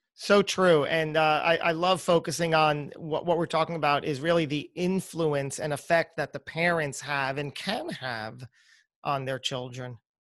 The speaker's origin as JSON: {"language": "English", "region": "New Jersey", "country": "United States", "tie": "born or raised there", "also_born_or_lived": "New York", "moved": "as an adult", "said": "I was born and raised in New Jersey"}